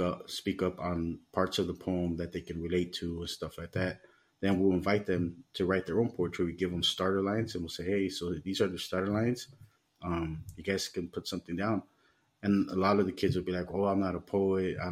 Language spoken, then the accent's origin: English; Los Angeles, California, United States; moved away as an adult; now in Mexico; growing up in the United States and, you know, in the gang lifestyle